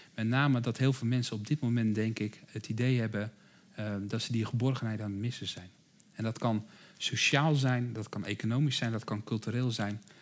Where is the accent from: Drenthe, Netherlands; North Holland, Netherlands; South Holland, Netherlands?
South Holland, Netherlands; Rotterdam; ik hoor het misschien aan mijn accent, ik kom zelf uit Rotterdam